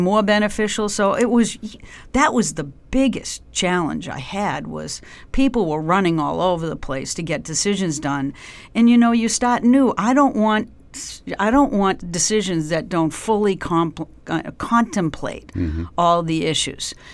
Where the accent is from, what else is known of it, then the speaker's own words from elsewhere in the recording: Canton, Massachusetts, United States; also born or lived in Dorchester, Boston; I grew up um, just south of Boston. My family uh, is originally from Dorchester, so when I was a young kid, we moved out um, uh, to Canton, Massachusetts, which is a few miles south